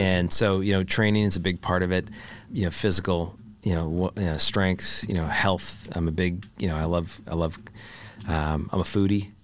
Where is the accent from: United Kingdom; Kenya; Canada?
Canada; I'm a Canadian boy.